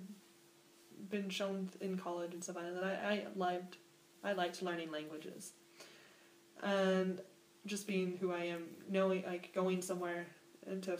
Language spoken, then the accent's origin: English; United States; moved away as an adult; also born or lived in Aachen, Germany; I'm an American